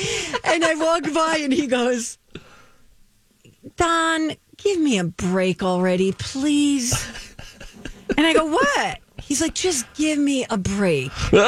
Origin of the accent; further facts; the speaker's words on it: New Jersey, United States; I grew up in New Jersey.